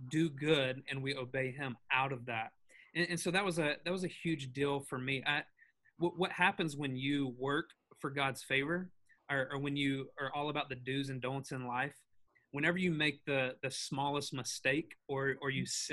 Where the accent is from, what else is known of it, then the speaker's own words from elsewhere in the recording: the South, United States; now in Hendersonville, United States; I grew up in the South.